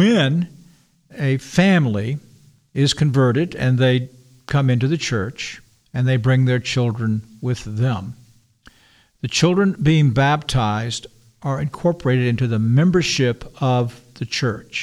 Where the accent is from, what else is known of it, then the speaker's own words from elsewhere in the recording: the South, United States; I'm a Southerner